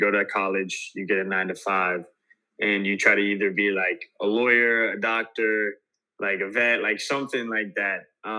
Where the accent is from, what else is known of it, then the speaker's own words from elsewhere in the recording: Paris, Illinois, United States; now in Miami, United States; I grew up in a little small town. It's called Paris, Illinois.